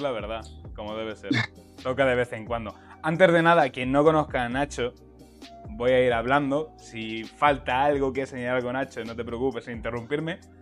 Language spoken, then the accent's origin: Spanish; Castilla-La Mancha, Spain; diré el manchego